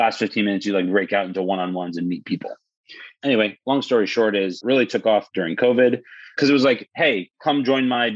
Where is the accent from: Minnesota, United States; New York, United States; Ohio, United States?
New York, United States; New York City; now in Florida, United States; Born and raised in New York City